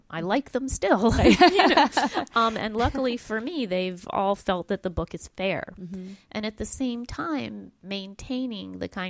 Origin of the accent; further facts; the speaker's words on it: Tulsa, Oklahoma, United States; I was just speaking in my hometown of Tulsa, Oklahoma